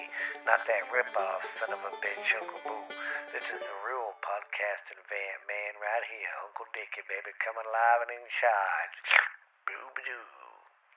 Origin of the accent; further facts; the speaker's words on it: the South, United States; I'm from the South